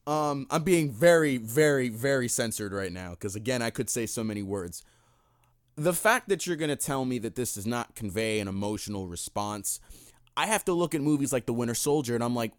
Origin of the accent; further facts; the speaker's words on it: New York, United States; I'm a New Yorker.